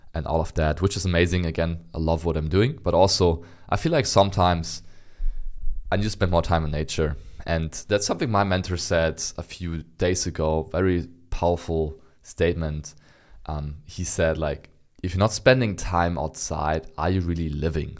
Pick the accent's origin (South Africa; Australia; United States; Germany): Germany; Berlin; I'm born and raised in Berlin, which is the capital of, of Germany